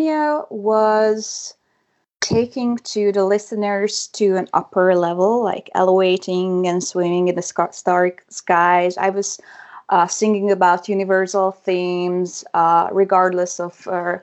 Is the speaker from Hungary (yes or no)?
yes; Hungary; first language Hungarian; English is a second language; my native language too, mother language too